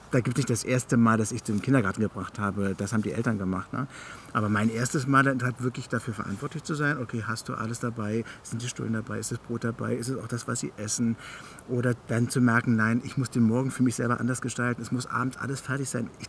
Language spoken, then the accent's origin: German; the East, East Germany, Germany; Ich bin ja sozusagen im Osten